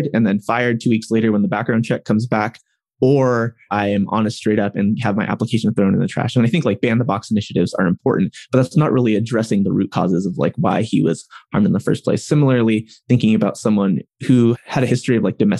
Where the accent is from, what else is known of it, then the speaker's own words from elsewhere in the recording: Riverside, California, United States; they both ended up in college in Riverside, California, which is in Southern California.